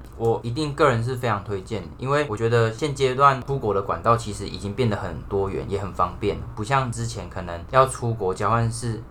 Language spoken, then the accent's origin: Chinese; Taichung, Taiwan; 我是台中人